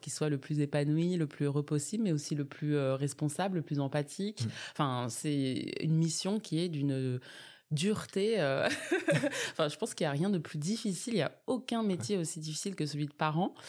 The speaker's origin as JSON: {"language": "French", "town": "Bondy", "region": "Île-de-France", "country": "France", "tie": "born or raised there", "also_born_or_lived": "Grenoble", "said": "je suis née à Bondy. J'ai grandi dans cette ville jusqu'à mes 20 ans."}